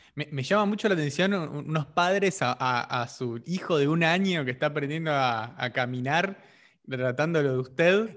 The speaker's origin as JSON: {"language": "Spanish", "country": "Argentina", "said": "nosotros en Argentina usamos el vos"}